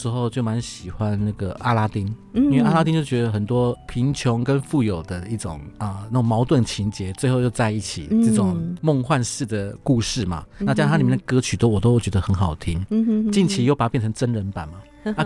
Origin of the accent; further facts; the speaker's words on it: Taiwan; 所以他是我们台湾人做的。